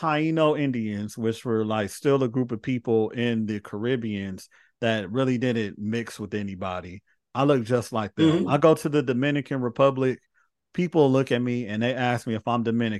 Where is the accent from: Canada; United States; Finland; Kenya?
Finland; I was raised in Finland. So to me, I'm Finnish.